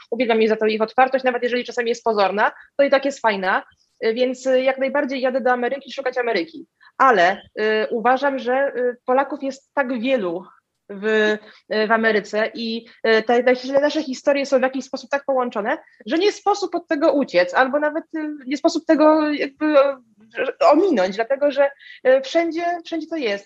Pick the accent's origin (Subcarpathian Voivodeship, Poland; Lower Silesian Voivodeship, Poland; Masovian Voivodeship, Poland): Masovian Voivodeship, Poland; Warsaw; mieszkam w Warszawie od urodzenia